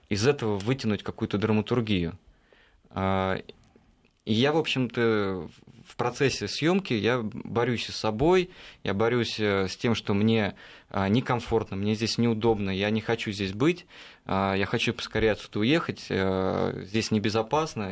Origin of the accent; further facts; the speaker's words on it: Russia; ты говоришь, из России